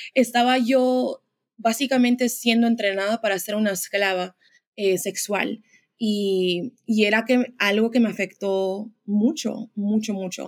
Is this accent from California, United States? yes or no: yes; Los Angeles, California, United States; moved away as an adult; now in Dallas, United States; yo nací en Los Ángeles. Em, soy de ahí, la mayoría de mi vida viví ahí.